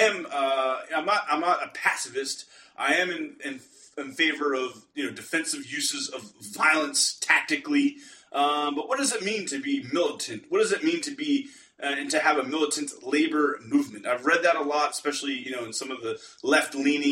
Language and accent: English; Pittsburgh, Pennsylvania, United States; I'm from Pittsburgh